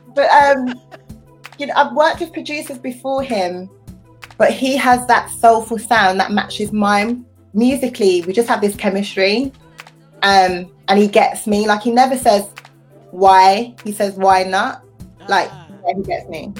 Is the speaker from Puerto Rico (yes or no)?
no; United Kingdom; I'm British, I'm a woman, I'm young